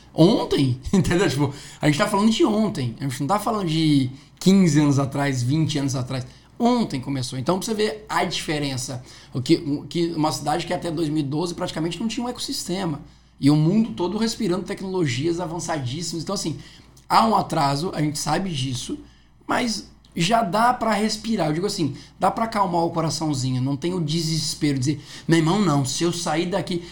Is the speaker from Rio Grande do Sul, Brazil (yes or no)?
no; São Paulo, Brazil; now in Maceió, Brazil; eu não sou daqui, né? Sou de São Paulo